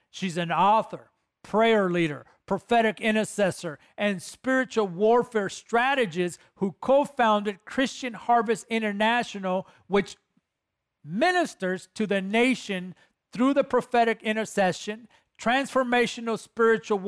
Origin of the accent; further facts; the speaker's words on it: Guatemala; my home country, Guatemala